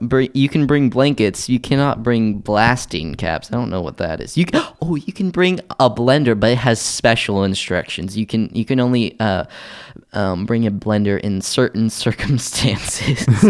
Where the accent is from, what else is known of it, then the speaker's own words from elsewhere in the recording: Tulsa, Oklahoma, United States; moved away; my hometown of Tulsa, Oklahoma